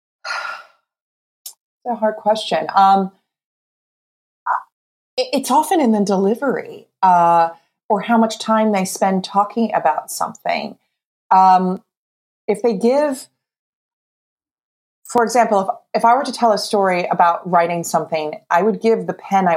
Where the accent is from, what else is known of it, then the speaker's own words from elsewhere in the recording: New Jersey, United States; I'm from New Jersey.